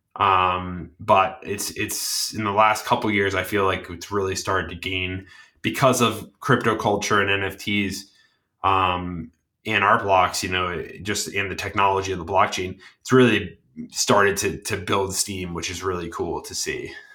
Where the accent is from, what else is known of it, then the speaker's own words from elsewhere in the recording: Cranston, Rhode Island, United States; now in Massachusetts, United States; I grew up in Cranston, Rhode Island